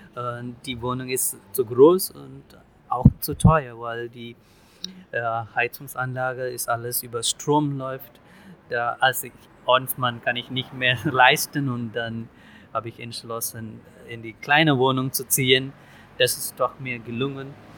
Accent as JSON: {"language": "German", "country": "India", "also_born_or_lived": "Ibbenbüren, Germany", "second_language": "German", "moved": "yes", "lives_now": "Selm, Germany", "said": "Imbüren war für mich als Inder die zweite Heimat"}